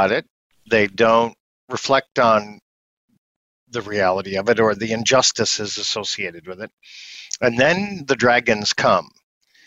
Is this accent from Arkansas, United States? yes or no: no; upstate New York, United States; I grew up in upstate New York. And you can hear it in my voice